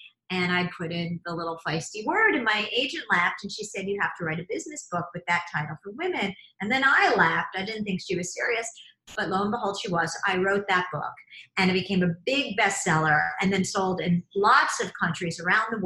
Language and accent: English; Philadelphia, Pennsylvania, United States; when I was growing up in Philadelphia